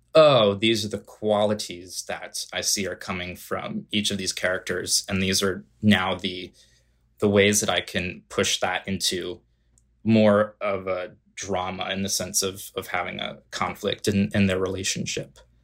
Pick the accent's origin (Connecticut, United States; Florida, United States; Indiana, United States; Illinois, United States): Connecticut, United States; outside of New Haven; moved away as an adult; also born or lived in Long Island, New York; now in New York City, United States; I grew up just outside of New Haven, Connecticut